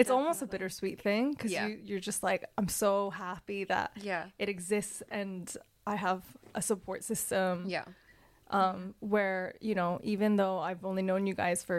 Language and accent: English; Canada; moved away; Korean, and then growing up in Canada